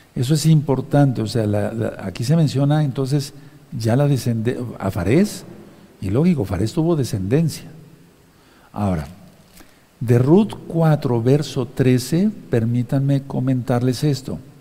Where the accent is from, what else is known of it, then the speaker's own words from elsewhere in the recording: Mexico; como decimos aquí en México